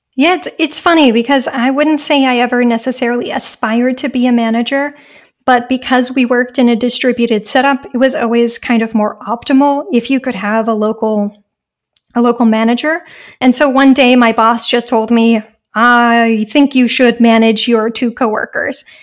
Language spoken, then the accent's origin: English; United States; moved away as an adult; now in Germany